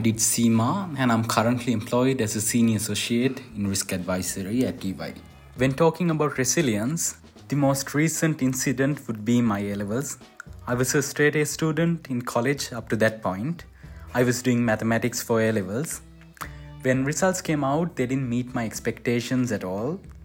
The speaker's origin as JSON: {"language": "English", "country": "Sri Lanka", "said": "from Sri Lanka"}